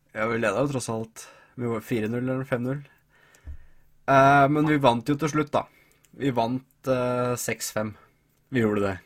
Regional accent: Hamar, Innlandet, Norway; Jeg er jo fra Hamar

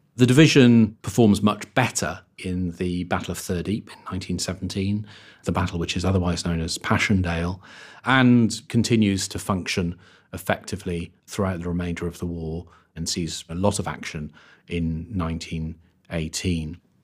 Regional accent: Wales, United Kingdom; moved away as an adult; now in Cork, Ireland; I am a Welshman

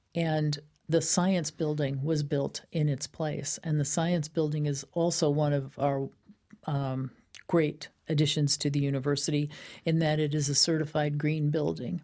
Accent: Danbury, Connecticut, United States; I am a native to Danbury. This is my hometown.

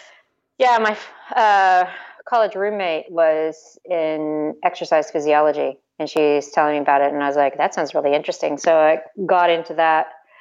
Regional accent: United States; I am actually an Army brat from growing up in the States.

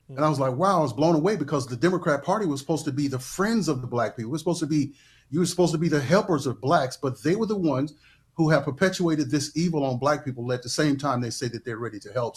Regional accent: Mississippi, United States; I grew up in Mississippi

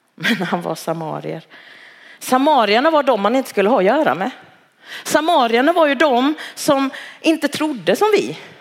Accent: Halmstad, Halland County, Sweden; moved away as an adult; now in Malmö, Sweden; jag är född och uppvuxen i Halmstad

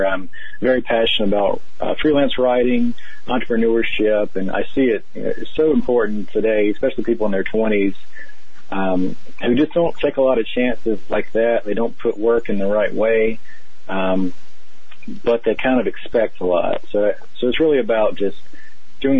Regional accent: North Carolina, United States; moved away as an adult; also born or lived in Oregon / California; I grew up in North Carolina

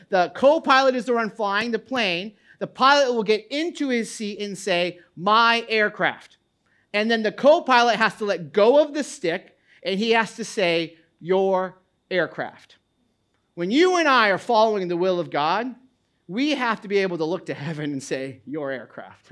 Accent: New England, United States; now in New Jersey, United States; I grew up in New England

